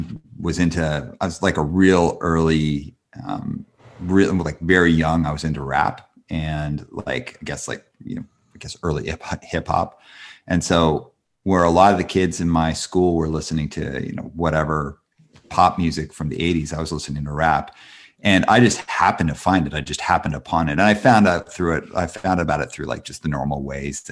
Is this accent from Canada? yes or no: yes; Calgary, Alberta, Canada; also born or lived in Montreal, Quebec; now in Vancouver, Canada; I'm from I live in Vancouver, but I'm from Calgary, Alberta, and was born in Montreal.